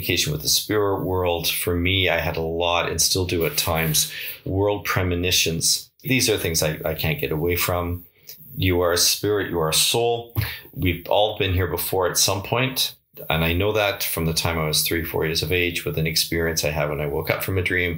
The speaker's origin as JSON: {"language": "English", "town": "Victoria", "region": "British Columbia", "country": "Canada", "tie": "born or raised there", "said": "We were living in a duplex just off Shelbourne Street in Victoria"}